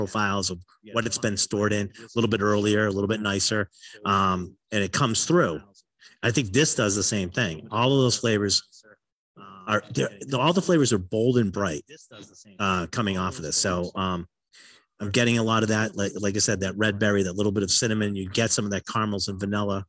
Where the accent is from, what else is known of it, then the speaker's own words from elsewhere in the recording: Ireland; I'm Irish.